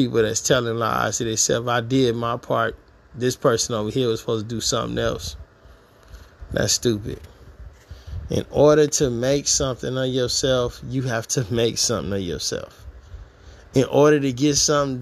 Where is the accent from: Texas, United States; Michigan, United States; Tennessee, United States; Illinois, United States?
Michigan, United States; Detroit; moved away; I'm from Detroit, Michigan, the east side, Gratiot Forest area